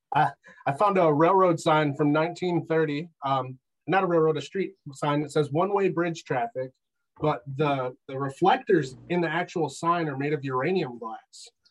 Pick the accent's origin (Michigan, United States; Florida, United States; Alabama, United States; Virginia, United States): Michigan, United States; I'm from Michigan